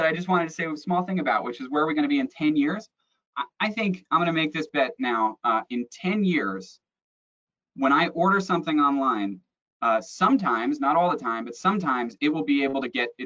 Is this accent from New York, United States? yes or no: no; South Florida, United States; I grew up in South Florida, which has great diving.